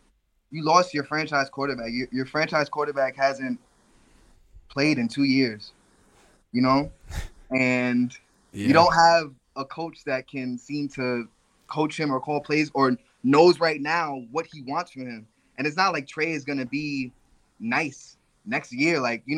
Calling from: Bronx, New York, United States; Yo, is the person after me from the Bronx, too?

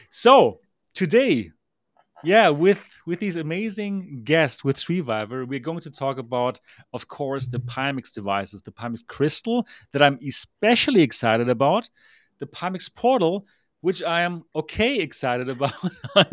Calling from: Taipei, Taiwan; I am the founder of MRTV and the host of the Next Dimension podcast. I'm here live from Taipei, Taiwan, where it is now like four o'clock in the morning

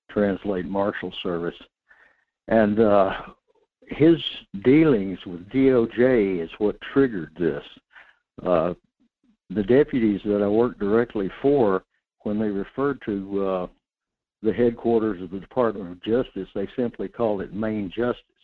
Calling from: North Pole, Alaska, United States; Calling from North Pole Fairbanks area had a nice uh, warm uh, 18 below at my place this morning.

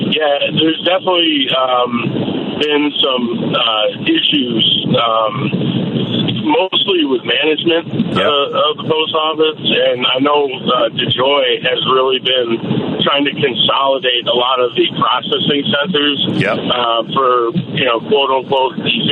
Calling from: Naperville, Illinois, United States; I'm calling from Naperville.

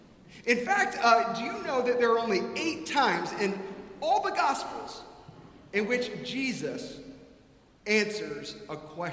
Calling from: Atlanta, Georgia, United States; moved away as an adult; also born or lived in Preston Hollow; I was visiting here from Atlanta

